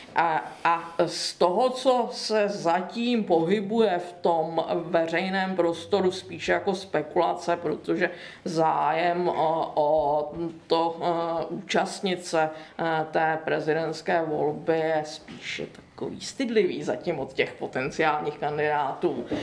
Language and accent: Czech; Czechia; pocházím spíše z Posázaví či Blanicka